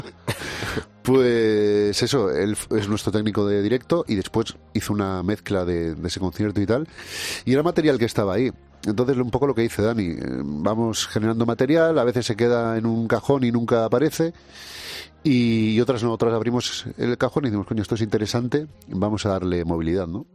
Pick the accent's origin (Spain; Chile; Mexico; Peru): Spain; Canary Islands; now in Basque Country, Spain